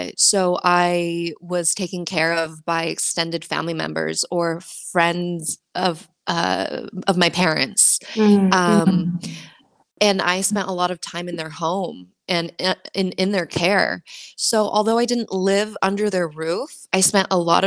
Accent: United States; now in Sweden; my parents are Mexican, and I was raised in the United States.

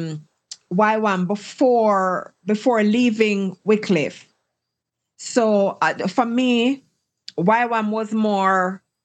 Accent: Jamaica; moved away as an adult; now in Heredia, Costa Rica; I'm Jamaican, born and bred.

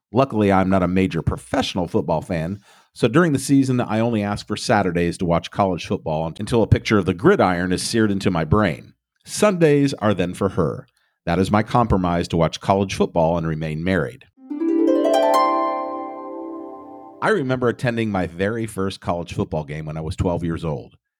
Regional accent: Ohio, United States; Growing up in Ohio, you are groomed to be a Buckeye from a young age

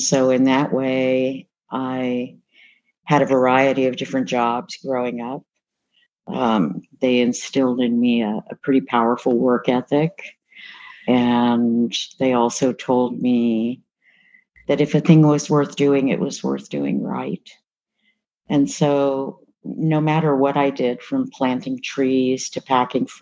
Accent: Berkeley, California, United States; I was born in Berkeley in 1955

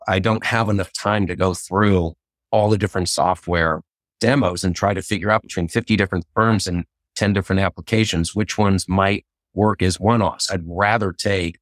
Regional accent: Idaho, United States; I'm from Idaho here

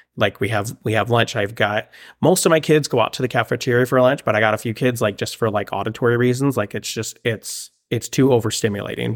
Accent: Palmdale, California, United States; moved away as an adult; also born or lived in Monterrey, Mexico / Oregon; now in Springfield, Oregon, United States; growing up in Palmdale

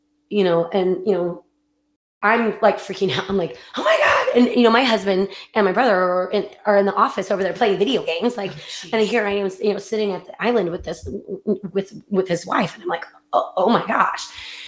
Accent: California, United States; And we had them come down, of course, to the wineries. I'm from California.

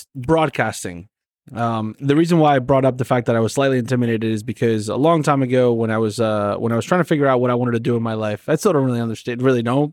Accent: Argentina; now in United States; I'm from Argentina

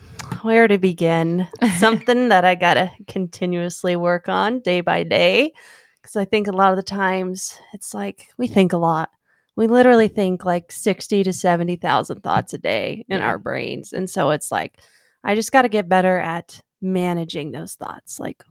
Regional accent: Arizona, United States; So I am from Arizona. I have grown up here my whole life.

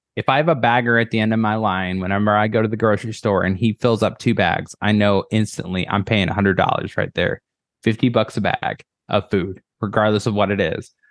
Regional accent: Illinois, United States; now in Iowa, United States; My parents' house that we lived in back home in Illinois

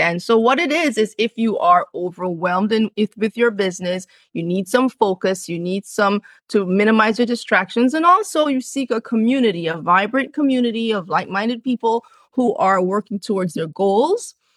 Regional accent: Jamaica; also born or lived in Cambridge, England; I was born in England, born in Cambridge, England, grew up in the, on the island of Jamaica. Both of my parents are from Jamaica. So, I lived in the country and I lived on a farm

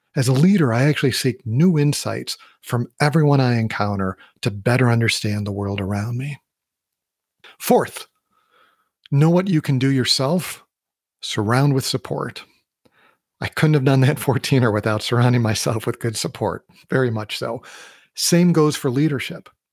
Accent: Midwest, United States; moved away; also born or lived in Colorado; I grew up in the Midwest and I did a lot of hiking in Wisconsin.

